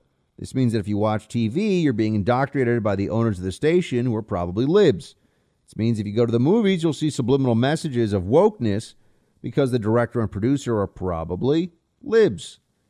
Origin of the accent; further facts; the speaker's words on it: England, United Kingdom; Albert, Buck, mate, I'm from England.